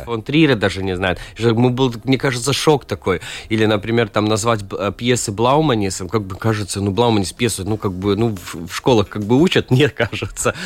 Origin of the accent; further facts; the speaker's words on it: Riga, Latvia; Russian is a second language; Сам я родился в Риге и вырос в Риге